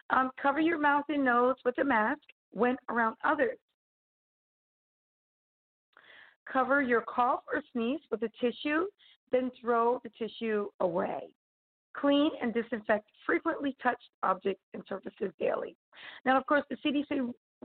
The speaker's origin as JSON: {"language": "English", "country": "United States", "said": "as an American"}